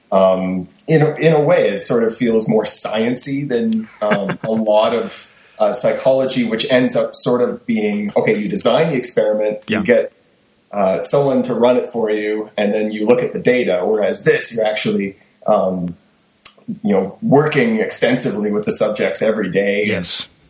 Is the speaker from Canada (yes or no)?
yes; Kingston, Ontario, Canada; moved away; So I'm originally from Kingston